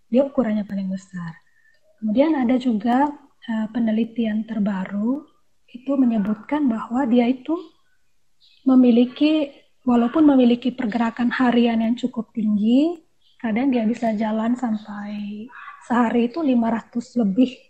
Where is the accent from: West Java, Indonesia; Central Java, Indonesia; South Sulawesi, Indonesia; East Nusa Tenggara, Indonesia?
East Nusa Tenggara, Indonesia; Saya dari Flores, dari tepatnya di Manggarai Timur.